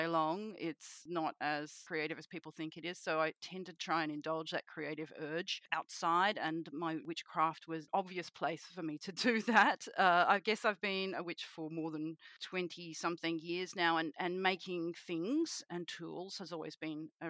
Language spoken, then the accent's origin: English; Sydney, New South Wales, Australia; I am a witch from Sydney, Australia